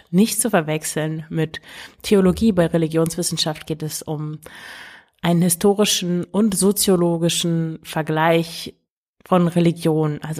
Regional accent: Emsland, Lower Saxony, Germany; moved away as an adult; also born or lived in Russia; now in Antwerp, Belgium; Ich komme eigentlich aus dem Emsland ich lebe mittlerweile aber in Belgien, in Antwerpen.

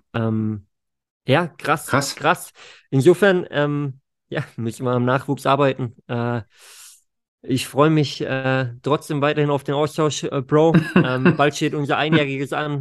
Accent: Germany; bei uns zu Hause in Deutschland

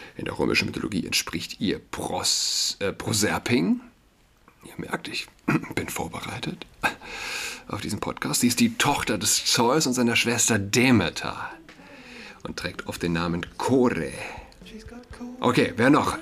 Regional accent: Saarland, Germany; für mich als äh, Saarländer

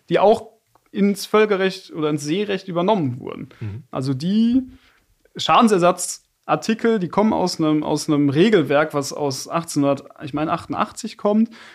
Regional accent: Bad Dürkheim, Rhineland-Palatinate, Germany; now in Frankfurt, Germany; Bad Dürkheim, meine Heimatstadt

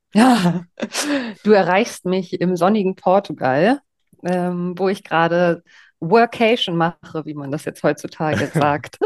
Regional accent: East Germany, Germany; Ich komme aus Ostdeutschland und bin mit Sven Hannawald aufgewachsen

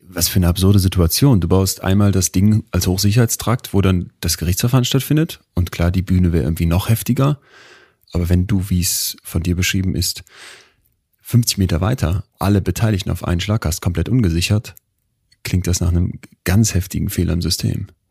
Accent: Münster, North Rhine-Westphalia, Germany; ich komme aus Münster

